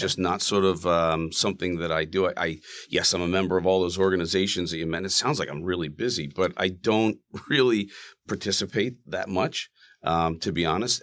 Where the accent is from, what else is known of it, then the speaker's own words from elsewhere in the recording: Plymouth County, Massachusetts, United States; now in Rumson, United States; I grew up in Plymouth County